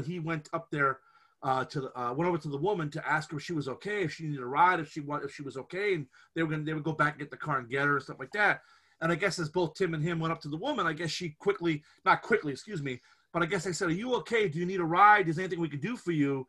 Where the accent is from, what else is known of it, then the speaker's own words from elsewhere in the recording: Scranton, Pennsylvania, United States; we grew up, where we grew up in Scranton, for people that might know the Scranton area, the west side of Scranton